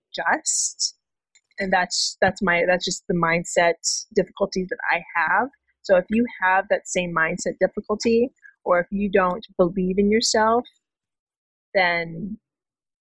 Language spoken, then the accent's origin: English; Hawaii, United States; moved away; I'm from Hawaii. I go home at least 2 times a year.